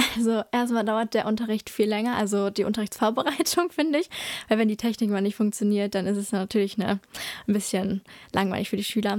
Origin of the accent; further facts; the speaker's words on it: Drensteinfurt, North Rhine-Westphalia, Germany; ich komme aus Dran-Steinfurt, deswegen habe ich auch äh, in Dran-Steinfurt die Grundschule besucht